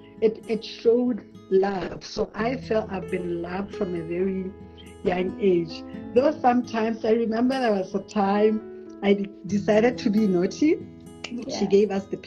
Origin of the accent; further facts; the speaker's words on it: Francistown, North-East District, Botswana; I was born in Francistown for the most part of my earlier years. I stayed with my grandmother.